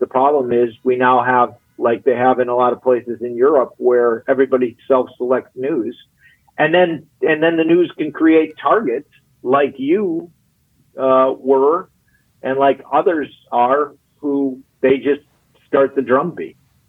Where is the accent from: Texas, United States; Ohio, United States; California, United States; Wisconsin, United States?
Wisconsin, United States; we did that in 2020 in my home state of Wisconsin.